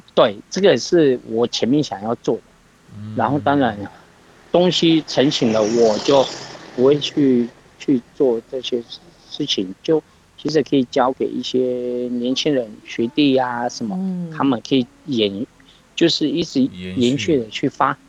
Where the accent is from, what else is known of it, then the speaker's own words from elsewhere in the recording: Chunri Township, Pingtung County, Taiwan; 我来自屏东县春日乡龟丛村